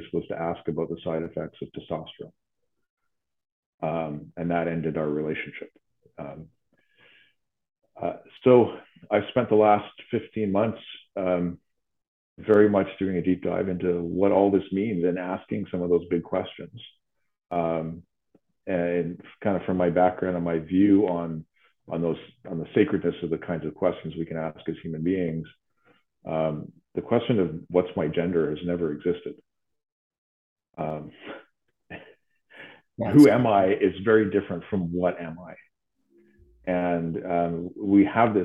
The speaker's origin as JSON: {"language": "English", "town": "Vancouver", "region": "British Columbia", "country": "Canada", "tie": "born or raised there", "moved": "as an adult", "lives_now": "Ottawa, Canada", "said": "I grew up in Vancouver and spent the 90s in the art scene"}